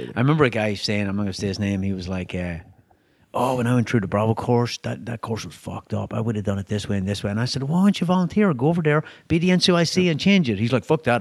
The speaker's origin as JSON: {"language": "English", "country": "Ireland", "tie": "born or raised there", "moved": "yes", "said": "I'm European, right? I grew up in Ireland"}